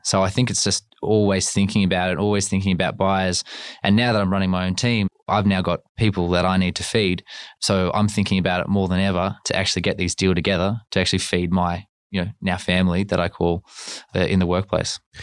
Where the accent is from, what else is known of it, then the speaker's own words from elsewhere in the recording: Canberra, Australian Capital Territory, Australia; moved away; I am from Canberra